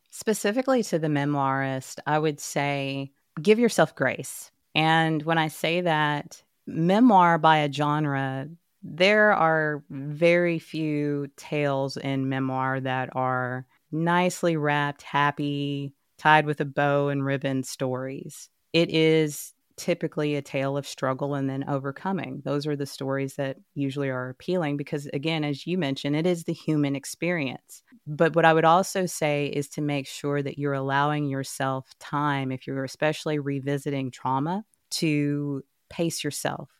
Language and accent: English; Dallas, Texas, United States; I'm born and raised in Texas.